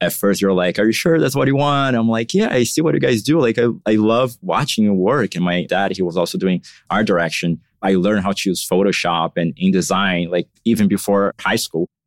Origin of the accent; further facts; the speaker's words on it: São Paulo, Brazil; moved away as an adult; now in Miami, United States; I was born and raised in São Paulo. So I lived there until six years ago. That's when I moved to Miami